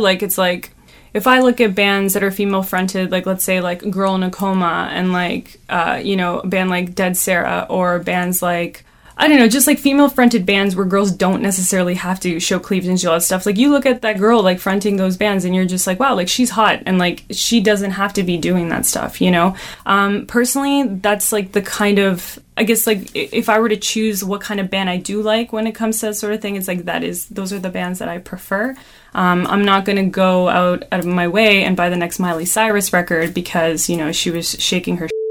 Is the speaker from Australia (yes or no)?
no; Toronto, Ontario, Canada; We're from Toronto